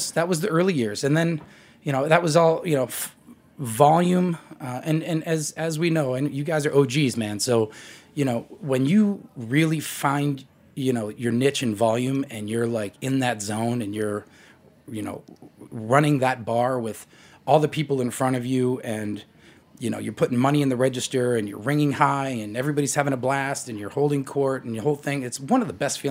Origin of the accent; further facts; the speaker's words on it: Boston, Massachusetts, United States; Division III school in Boston, Massachusetts, my hometown